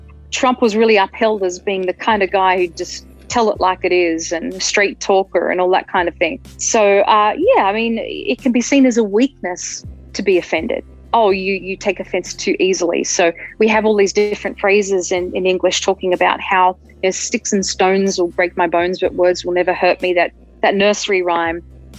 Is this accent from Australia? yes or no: yes; Australia; moved away as an adult; now in Denver, United States; I'm an Australian American